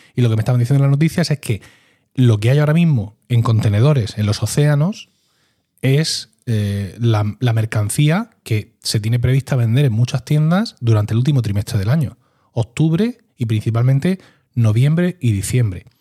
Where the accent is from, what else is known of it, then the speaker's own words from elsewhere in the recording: Region of Murcia, Spain; como murciano